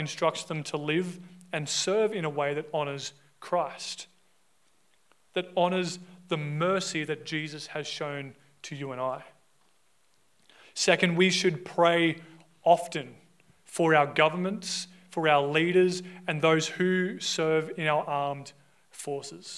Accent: Australia; we as an Australian society

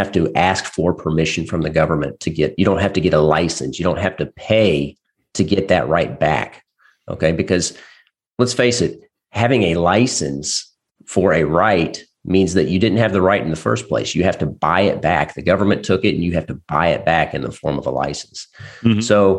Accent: Southern Indiana, United States; So I'm an attorney from Southern Indiana

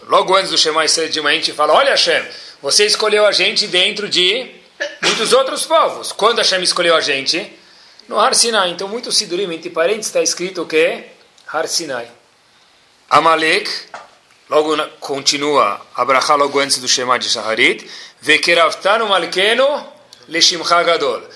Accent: São Paulo, Brazil; accent: paulista; a única coisa que não mudou dentro de mim acho que foi o, o sotaque, porque se ainda se mantém paulista

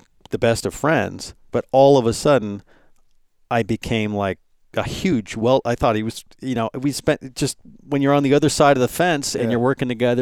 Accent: United States; I'm American

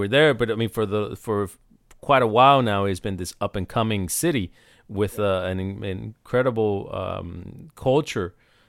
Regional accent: Puerto Rico; now in United States; I grew up in Puerto Rico

